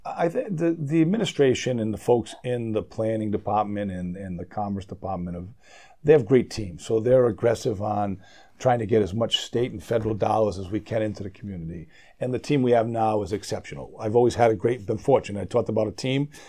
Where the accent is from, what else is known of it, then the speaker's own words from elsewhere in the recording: Rhode Island, United States; I'm born and raised in Rhode Island.